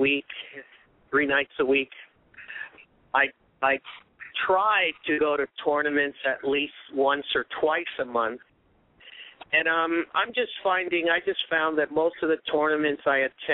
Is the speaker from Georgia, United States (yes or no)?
no; New York City, New York, United States; moved away as an adult; also born or lived in Puerto Rico; now in Southern California, United States; I am from Brooklyn, New York. I was transplanted out to Southern California in September of 1980.